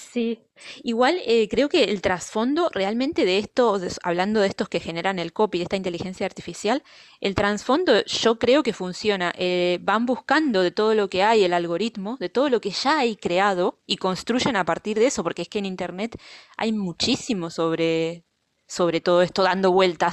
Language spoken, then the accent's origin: Spanish; Argentina; now in Pontevedra, Spain; yo soy argentina